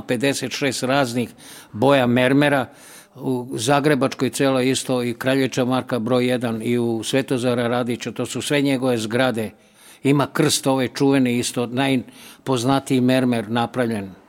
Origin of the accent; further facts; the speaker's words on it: Belgrade, Serbia; Ja sam u Mali rođen i volim Seomalu zato što tu jedino u Beogradu kruži pozitivna energija, zato što se spaja sa dve reke, Dunav i Sava.